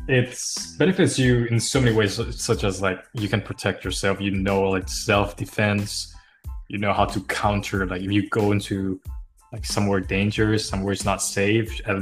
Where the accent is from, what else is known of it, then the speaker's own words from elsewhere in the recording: Thailand; now in Washington, United States; I'm from Thailand, but nowadays I live in the US, Washington